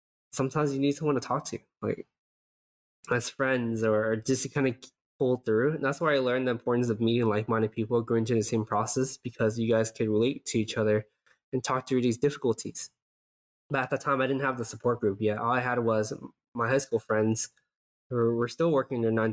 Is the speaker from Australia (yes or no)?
no; Southern California, United States; moved away as an adult; now in San Francisco Bay Area, United States; as a SoCal person, I was born and raised in SoCal, I never felt like I belong here.